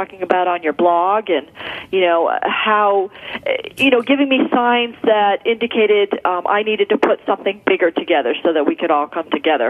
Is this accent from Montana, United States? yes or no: no; Philadelphia, Pennsylvania, United States; now in Indianapolis, United States; No, I'm from Philadelphia, but my husband and I moved to Indianapolis 2 years ago.